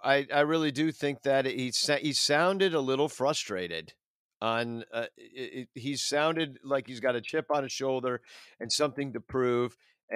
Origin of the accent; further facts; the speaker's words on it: Georgia, United States; Like, I don't know. I grew up in Georgia. What do I know?